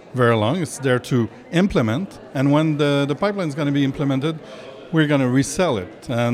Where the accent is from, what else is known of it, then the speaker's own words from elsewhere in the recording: Thérèse-De Blainville, Quebec, Canada; from Thérèse de Blainville.